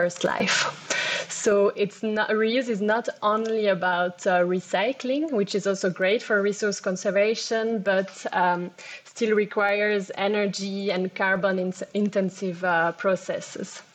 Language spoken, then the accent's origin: English; Geneva, Switzerland; I am from Geneva